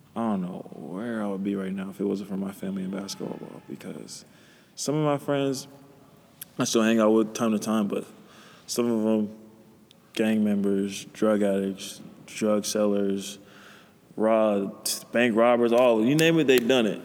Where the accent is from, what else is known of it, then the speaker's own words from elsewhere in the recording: Pasadena, California, United States; I'm from Pasadena